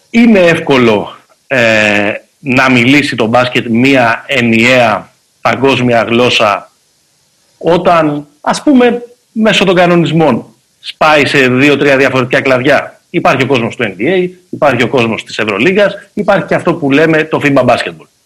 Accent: Greece; ως Έλληνες και ως Εθνική Ελλάδος την είδαμε με τον Γιάννη

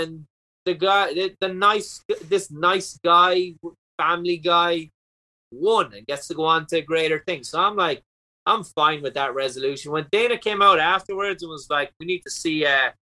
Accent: Ireland; also born or lived in Orlando; now in United States; More people saw me on the Tonight Show than live in my home country.

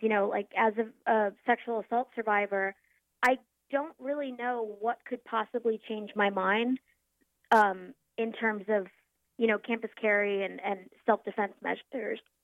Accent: Norfolk, Virginia, United States; also born or lived in Philadelphia, Pennsylvania; moved back home to my hometown of Norfolk, Virginia

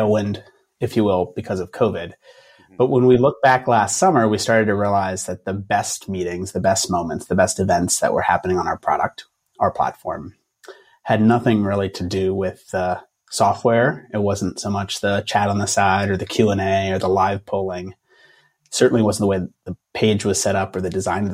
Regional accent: Philadelphia, Pennsylvania, United States; also born or lived in Los Angeles; I'm from Philadelphia. I'm kind of a Philadelphia guy

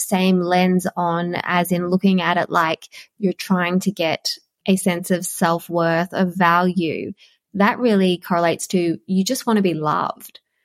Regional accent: Queensland, Australia; it was grade seven because I'm from Queensland, so grade seven was the end of primary school then

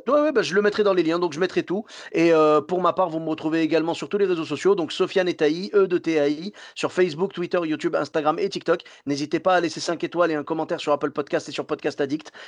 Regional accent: Bordeaux, Nouvelle-Aquitaine, France; Chez nous, à Bordeaux

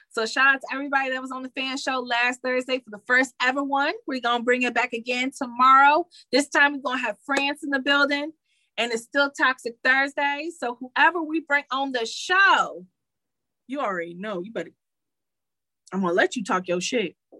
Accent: Detroit, Michigan, United States; I'm from Detroit

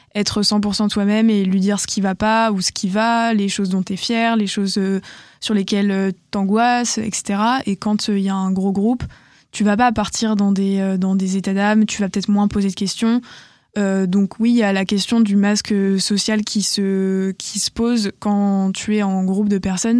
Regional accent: Bordeaux, Nouvelle-Aquitaine, France; j'ai quand même fait ma terminale euh, chez moi, à Bordeaux, chez mon père

